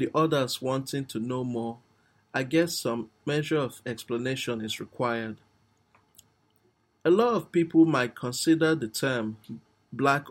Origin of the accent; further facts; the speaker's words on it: Nigeria; I'm actually a Nigerian